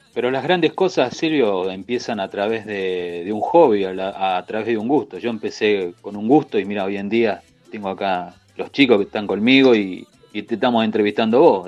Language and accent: Spanish; Argentina; nosotros los argentinos venimos de otra cultura